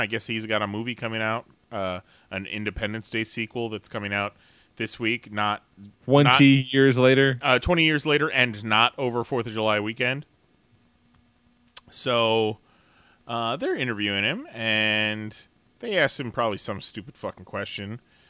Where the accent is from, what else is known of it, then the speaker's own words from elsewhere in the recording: Germany; I grew up in Germany. That's probably why.